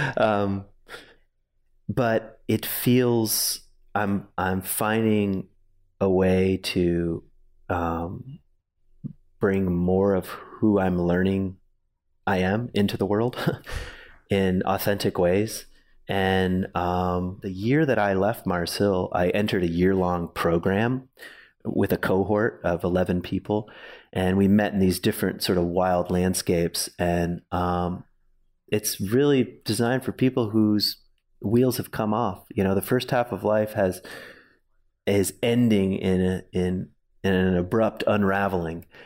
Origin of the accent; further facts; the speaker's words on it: Virginia, United States; also born or lived in Grand Rapids, Michigan; now in Ada, United States; I grew up in Virginia